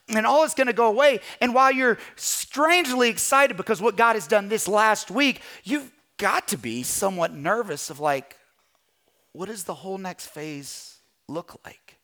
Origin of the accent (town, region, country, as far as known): Kentucky, United States; moved away as an adult; also born or lived in California